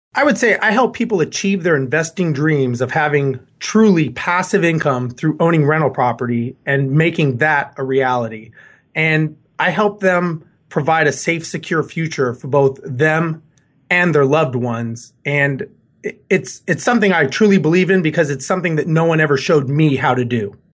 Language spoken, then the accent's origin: English; Los Angeles, California, United States; also born or lived in Guam; now in Houston, United States; born and raised in Los Angeles.